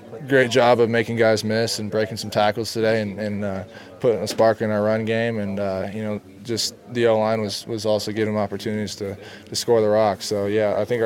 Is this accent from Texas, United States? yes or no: no; Lake Stevens, Washington, United States; born or raised there